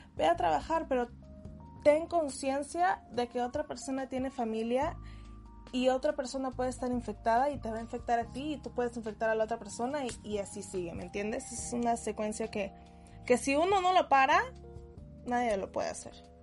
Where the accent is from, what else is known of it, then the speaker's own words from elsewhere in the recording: Peru; moved away; soy peruana